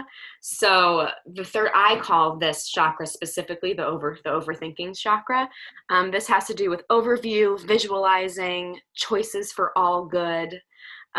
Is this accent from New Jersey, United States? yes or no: yes; New Jersey, United States; I'm from Jersey, so I say orange